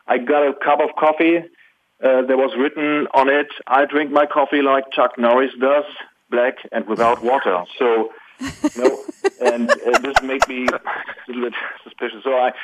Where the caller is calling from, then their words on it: Germany; Well, I'm calling from Germany.